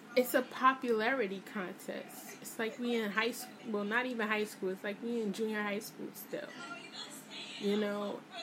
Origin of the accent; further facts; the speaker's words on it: New York City, New York, United States; I'm from Brooklyn